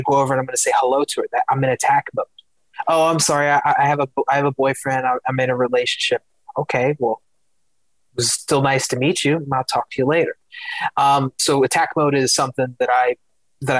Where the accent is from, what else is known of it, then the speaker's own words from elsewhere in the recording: Philadelphia, Pennsylvania, United States; I'm originally from Philadelphia. Kobe Bryant was born like maybe, I don't know, 10 or 15 minutes away from where I was born. So growing up, like being from Philadelphia